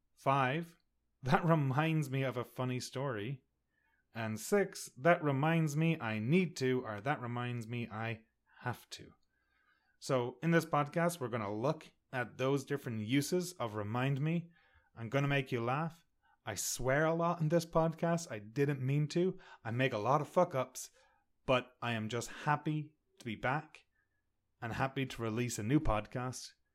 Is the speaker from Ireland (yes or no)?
yes; Sligo, Ireland; moved away as an adult; also born or lived in Connecticut; now in Canada; I'm from Ireland. I grew up in the rain.